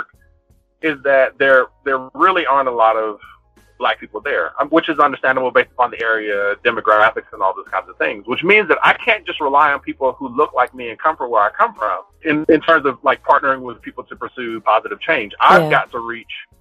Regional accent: Compton, California, United States; I'm from Compton and from the hood

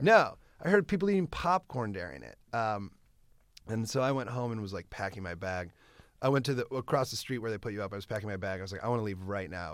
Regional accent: Iowa, United States; moved away; I grew up in Iowa

